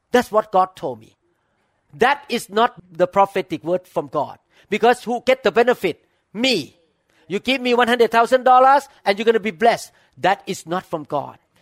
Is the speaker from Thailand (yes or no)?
yes; Thailand; moved away; I grew up in Thailand